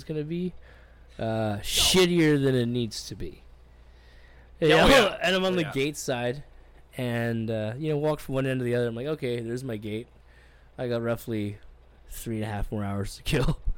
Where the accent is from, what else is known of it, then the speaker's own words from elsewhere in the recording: Winnipeg, Manitoba, Canada; I was from Winnipeg